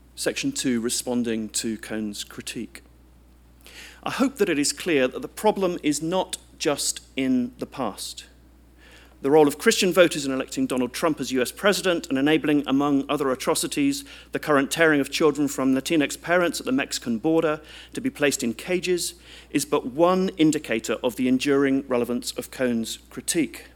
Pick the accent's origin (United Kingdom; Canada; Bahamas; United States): United Kingdom; as a British citizen